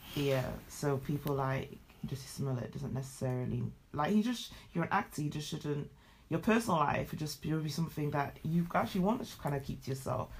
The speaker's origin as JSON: {"language": "English", "country": "United Kingdom", "also_born_or_lived": "Nigeria (heritage)", "said": "Being of dual heritage myself, being British and Nigerian"}